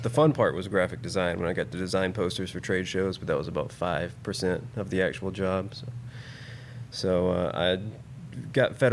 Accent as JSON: {"language": "English", "town": "Decatur", "region": "Alabama", "country": "United States", "tie": "born or raised there", "moved": "as an adult", "lives_now": "Huntsville, United States", "said": "I grew up in Decatur. I guess work brought me to Huntsville."}